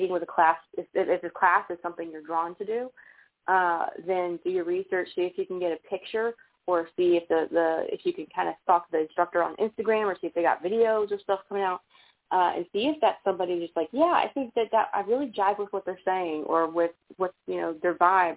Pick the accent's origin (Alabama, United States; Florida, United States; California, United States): Alabama, United States; outside Birmingham, rural; accent: Southern; there's a lot of that craziness in the middle of, like, nowhere, Alabama